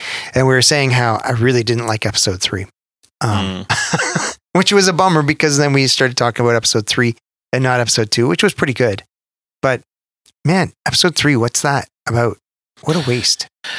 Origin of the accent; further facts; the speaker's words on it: Canada; Especially as a Canadian.